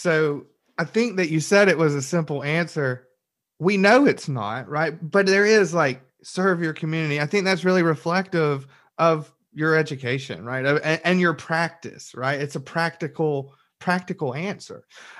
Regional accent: Alabama, United States; I'm born and raised in Alabama

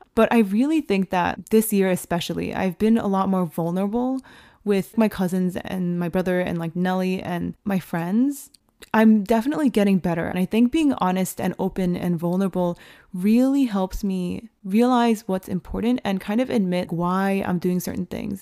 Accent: United States; as Asian American women

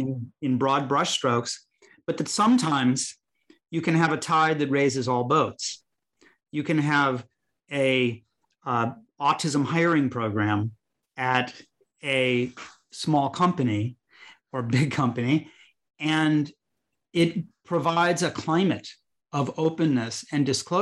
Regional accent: Chicago, Illinois, United States; where I grew up in Chicago, Illinois

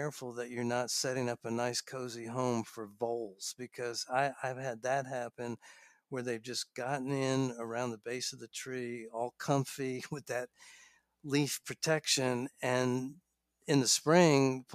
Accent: New York, United States; moved away; I grew up in New York

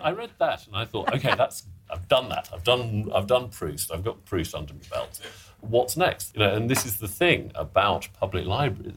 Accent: Sheffield, Yorkshire and the Humber, United Kingdom; I I grew up in in Sheffield, and I I went to a comprehensive school there

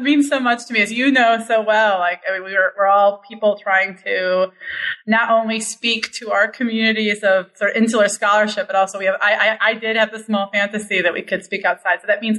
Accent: Milwaukee, Wisconsin, United States; I was raised in Milwaukee by parents who were identifiably leftist.

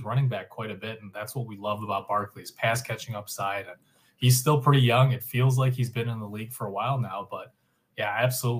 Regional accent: Chicago, Illinois, United States; as a Chicagoan

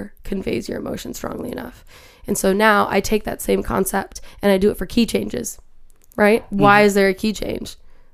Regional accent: Minnesota, United States; I'm from Minnesota

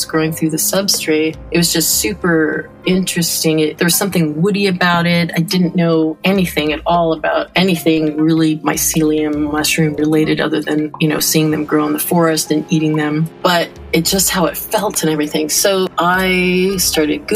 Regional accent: Larkspur, California, United States; also born or lived in San Francisco, California; now in Canada; So I'm not originally from Canada. I was born in San Francisco, California, and I grew up in Larkspur, California, at least my early years started there

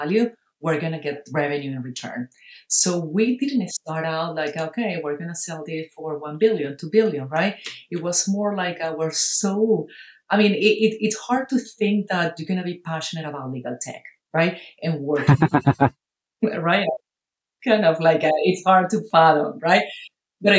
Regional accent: Caracas, Capital District, Venezuela; moved away as an adult; now in United States; I'm originally from Caracas, Venezuela

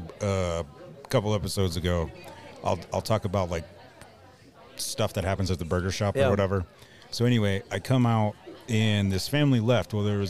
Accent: Mitchell, South Dakota, United States; now in Casper, United States; Well, technically, I'm originally from Mitchell, South Dakota.

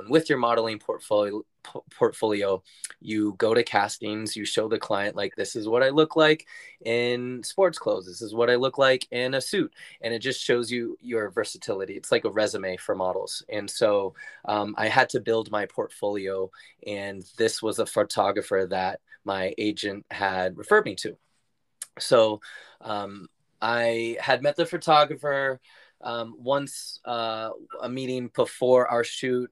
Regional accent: San Francisco, California, United States; moved away as an adult; also born or lived in New York City; I grew up in San Francisco, California, in the city. So I'm a true city boy at heart

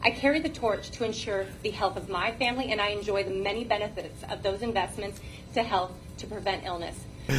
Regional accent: California, United States; I'm from District 2. A recent transplant from California, fortunate to arrive just in time to get my children enrolled in in-person school

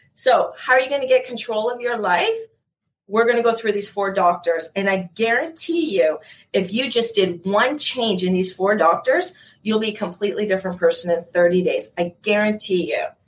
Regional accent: Canada; also born or lived in Ontario; I'm in Ontario, so I am Canadian.

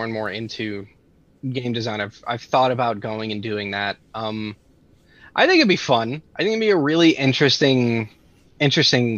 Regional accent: Texas, United States; As a Texan

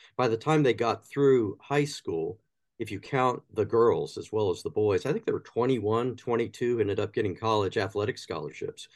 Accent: Athens, Ohio, United States; moved away as an adult; now in Indiana, United States; I grew up in Athens

